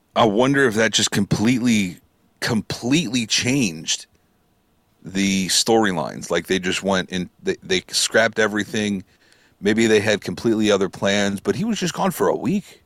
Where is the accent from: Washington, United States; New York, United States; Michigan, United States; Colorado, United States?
New York, United States; I'm from New York